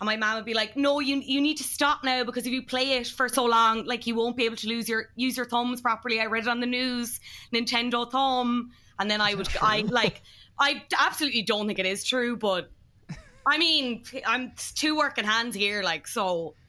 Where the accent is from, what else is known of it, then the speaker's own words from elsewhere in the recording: Ireland; as Irish people